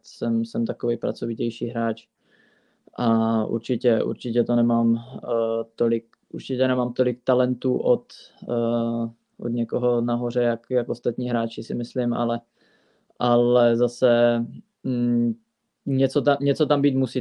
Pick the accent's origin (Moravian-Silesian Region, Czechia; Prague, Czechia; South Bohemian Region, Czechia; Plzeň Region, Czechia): Moravian-Silesian Region, Czechia; Fulnek; ve Fulneku, eh, vlastně v mém rodném městě nebo ve městě, kde jsem vyrůstal od malička